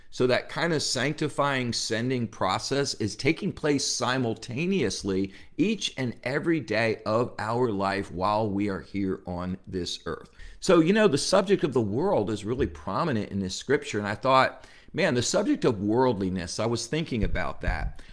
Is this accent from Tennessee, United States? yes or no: no; New Jersey, United States; I grew up in New Jersey